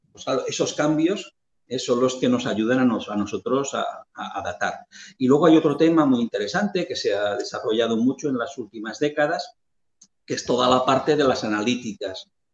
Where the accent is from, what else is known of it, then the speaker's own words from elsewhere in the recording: Lleida, Catalonia, Spain; cerca de, de Lleida, que es de donde yo soy